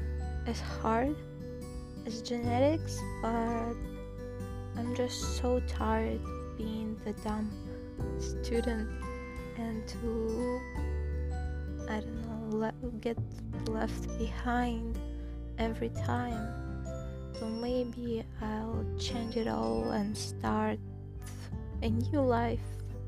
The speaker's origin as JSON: {"language": "English", "region": "Saint Petersburg", "country": "Russia", "second_language": "English", "said": "I'm from St. Petersburg"}